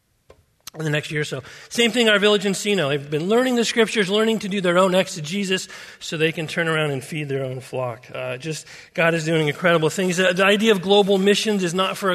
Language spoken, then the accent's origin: English; Simi Valley, California, United States; moved away as an adult; also born or lived in Papua New Guinea; I grew up in Simi Valley, 27 years.